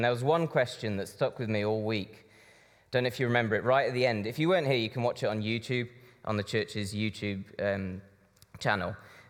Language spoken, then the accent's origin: English; Brazil; now in United Kingdom; This church sent my mom and dad out to Brazil back in the 80s as missionaries. So I grew up in Brazil, and I now work fitting shutters in the Birmingham area.